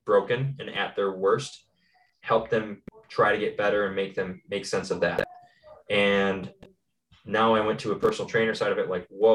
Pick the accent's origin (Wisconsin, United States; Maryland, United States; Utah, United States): Wisconsin, United States; Tomah; I'm originally from Tomah, Wisconsin